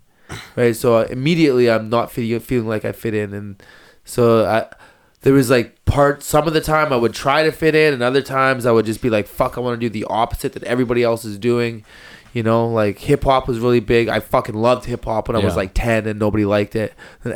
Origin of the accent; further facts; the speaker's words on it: Burns Lake, British Columbia, Canada; also born or lived in Victoria, British Columbia; I grew up in Burns Lake. I was born in Victoria.